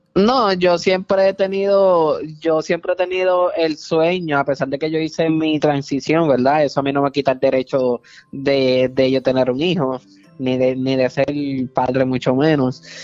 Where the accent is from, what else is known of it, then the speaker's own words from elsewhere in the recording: Puerto Rico; yo soy puertorriqueño